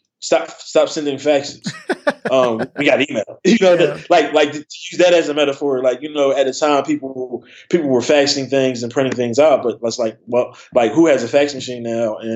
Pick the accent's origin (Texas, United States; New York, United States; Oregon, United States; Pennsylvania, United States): Pennsylvania, United States; Philadelphia; I grew up in Philly